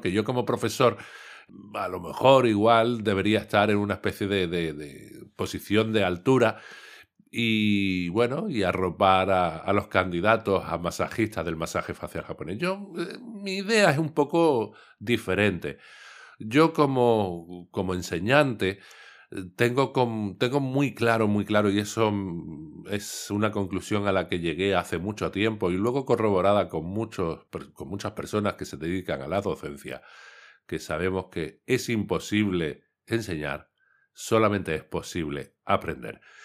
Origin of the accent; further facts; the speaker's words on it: Cádiz, Andalusia, Spain; yo soy de Cádiz